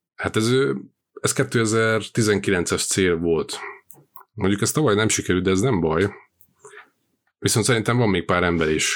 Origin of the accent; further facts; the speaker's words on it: Slovakia; Szlovákiából származom